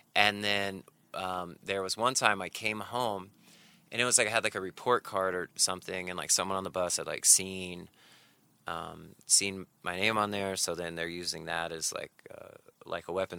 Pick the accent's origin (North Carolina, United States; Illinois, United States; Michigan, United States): North Carolina, United States; moved away as an adult; also born or lived in Sheffield, Alabama / New York; my family moved to North Carolina when I was seven